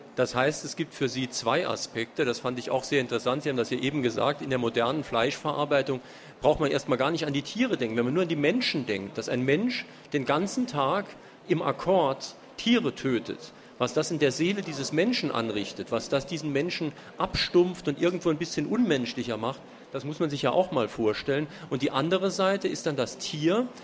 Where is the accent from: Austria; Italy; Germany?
Germany; Saarbrücken, Saarland; bei uns in Saarbrücken